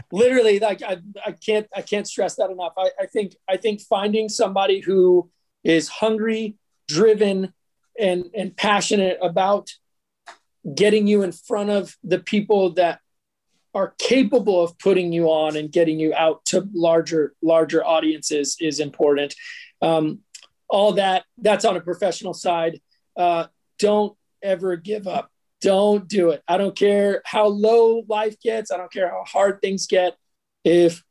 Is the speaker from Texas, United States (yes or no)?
yes; Katy, Texas, United States; moved away; also born or lived in Southern California; being a native Texan